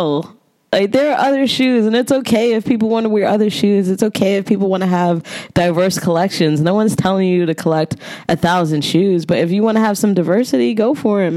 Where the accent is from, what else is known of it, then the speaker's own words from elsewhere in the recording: New York City, New York, United States; I'm from Brooklyn